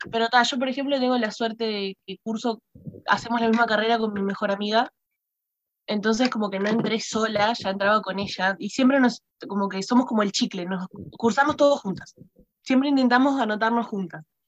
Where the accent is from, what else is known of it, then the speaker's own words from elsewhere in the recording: Maldonado, Uruguay; yo soy de Maldonado, y de Maldonado, onda cerca de José Ignacio, ni siquiera en el centro de Maldonado